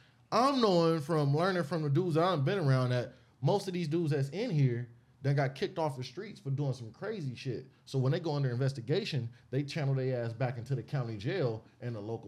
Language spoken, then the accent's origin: English; Compton, California, United States; I'm from Bompton. You know, I'm banging. I'm from Bompton.